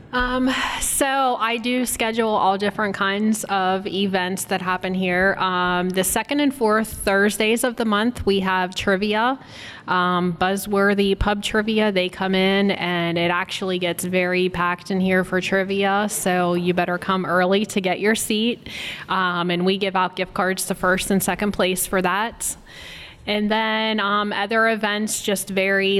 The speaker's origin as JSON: {"language": "English", "town": "Berlin", "region": "Pennsylvania", "country": "United States", "moved": "yes", "lives_now": "Washington County, United States", "said": "I'm originally from Berlin, but I've lived up here in Washington County for 11 years now"}